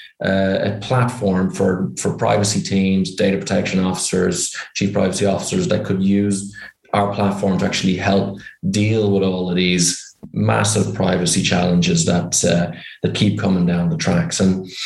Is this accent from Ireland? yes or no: yes; Ireland; accent: Irish; You can probably tell by my accent I'm Irish.